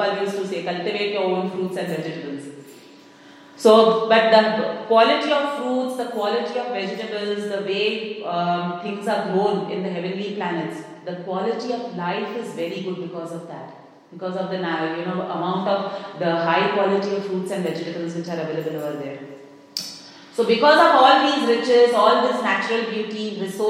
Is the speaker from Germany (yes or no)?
no; India; moved away; I come from India